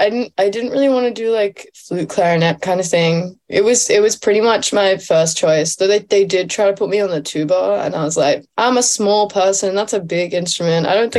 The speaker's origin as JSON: {"language": "English", "town": "Sydney", "region": "New South Wales", "country": "Australia", "tie": "born or raised there", "also_born_or_lived": "Byron Bay, Australia", "said": "Born and raised. Yeah. Sydney."}